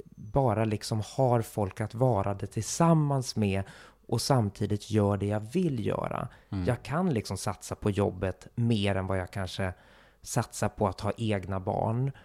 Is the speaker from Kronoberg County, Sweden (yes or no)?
no; Stockholm, Stockholm County, Sweden; also born or lived in Gothenburg; de enda jag hade i Stockholm som jag verkligen hade fortfarande en nära relation till, det var ju min familj